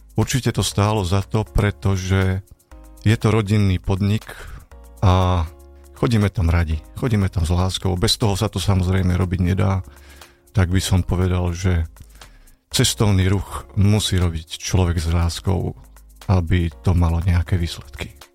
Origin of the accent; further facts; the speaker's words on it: Banská Bystrica, Banská Bystrica Region, Slovakia; moved away as an adult; now in Špania Dolina, Slovakia; som rodák z Rudlovej v Banskej Bystrici a na Španiu dolinu som sa presťahoval v roku 1994